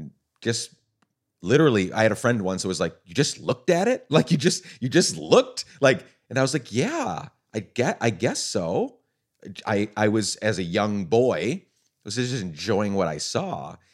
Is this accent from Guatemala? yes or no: yes; Guatemala; And I was a missionary kid growing up in Guatemala, so I had friends, but like they weren't talking about it.